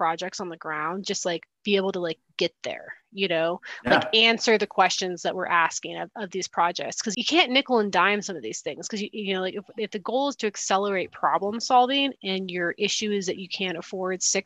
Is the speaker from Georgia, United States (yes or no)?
no; Wyoming, United States; moved away; I'm from Wyoming originally, and you know, we have all of our severance taxes. And then, you know, it's a growing up in the 90s, we had like the nicest community centers ever